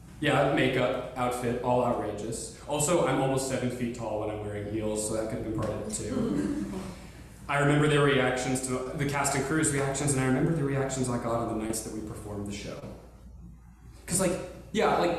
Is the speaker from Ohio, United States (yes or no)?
no; Conway, Arkansas, United States; my hometown of Conway, Arkansas